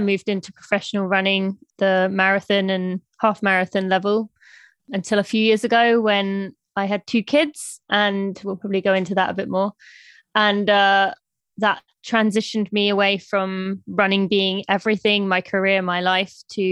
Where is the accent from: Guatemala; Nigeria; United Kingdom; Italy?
United Kingdom; moved away as an adult; now in United States; I am from the UK, from just north of London. I moved to America when I was 18 on a track and field cross country scholarship